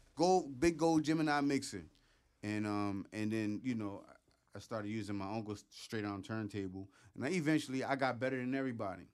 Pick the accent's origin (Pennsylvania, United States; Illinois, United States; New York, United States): Pennsylvania, United States; Philadelphia; Hunting Park, Logan's, my home. you know, uh, you know, I lived in Logan. I lived, you know, in Hunter